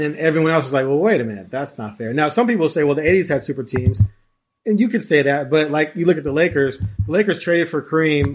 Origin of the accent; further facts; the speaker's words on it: Bay Area, California, United States; also born or lived in Chicago; originally from Chicago, but I, I, I discovered, well, my parents moved when I was five to the Bay Area